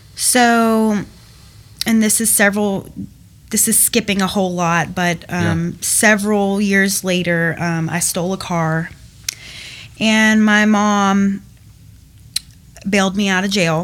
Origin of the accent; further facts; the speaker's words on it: Cumming, Georgia, United States; also born or lived in Milton, Georgia; I grew up in Cumming, Georgia, originally from Milton.